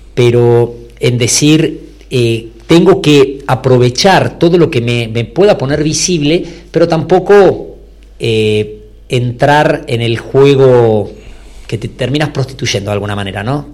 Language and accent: Spanish; Buenos Aires, Argentina; moved away as an adult; now in Salta, Argentina; yo soy de Buenos Aires, nacido ahí, pero me casé, me fui para allá